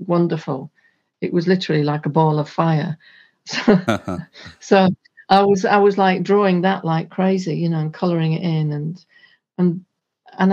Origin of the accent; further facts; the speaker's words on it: Hull, Yorkshire and the Humber, United Kingdom; there was a large park in my hometown and they had free festivals. And I knew a lot of the local bands, so I used to go along to these festivals with them. And then when they played outside of Hull